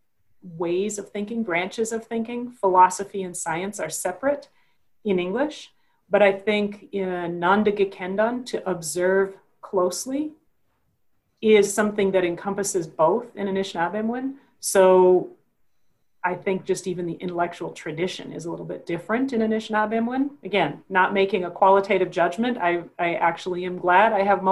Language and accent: English; Minnesota, United States; where I was growing up in Minnesota at the time